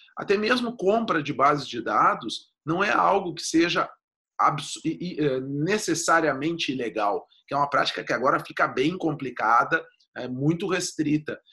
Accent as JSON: {"language": "Portuguese", "region": "Rio Grande do Sul", "country": "Brazil", "accent": "gaúcho", "said": "eu sou gaúcho, meu, o meu sotaque logo me entrega"}